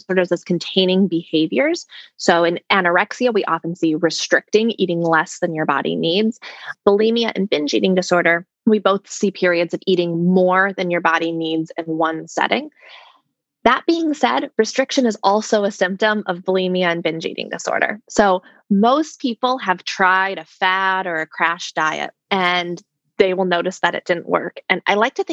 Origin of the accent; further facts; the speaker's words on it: Minnesota, United States; I'm from Minnesota